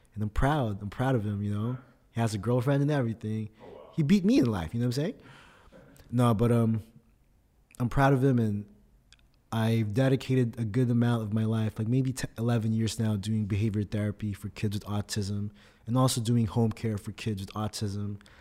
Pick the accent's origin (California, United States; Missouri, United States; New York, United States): California, United States; Oxnard; first language Tagalog; English is a second language; also born or lived in Philippines / Fullerton, California; now in San Diego, United States; born in the Philippines, but I grew up in Oxnard, California